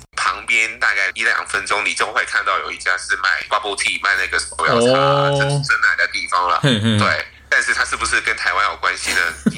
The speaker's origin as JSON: {"language": "Chinese", "country": "Hong Kong", "lives_now": "London, United Kingdom", "said": "OK，跟香港差不多，但是跟香港差不多哈。我要说，身身为一个香港人，"}